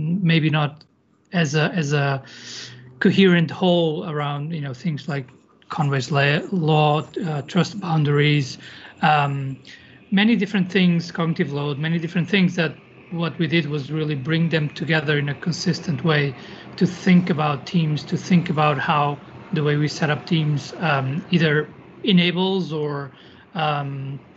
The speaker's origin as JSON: {"language": "English", "region": "Lisbon", "country": "Portugal", "tie": "born or raised there", "moved": "as an adult", "lives_now": "Madrid, Spain", "said": "I'm originally from Lisbon, Portugal, and I've moved around a bit, so I've lived in a few different countries, and now I live in Madrid"}